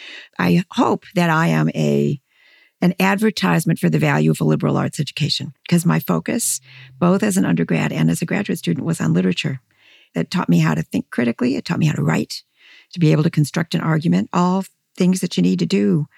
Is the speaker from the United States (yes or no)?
yes; Midwest, United States; And so I grew up in this lovely, messy, extended immigrant family. You know, it shaped who I am. And being a Midwesterner shaped who I am.